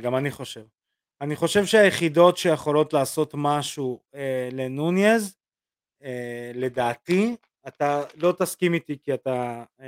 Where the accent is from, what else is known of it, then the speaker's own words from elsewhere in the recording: Belarus; now in Israel; אני רוסי. אה, בלרוסיה, אבל אותו דבר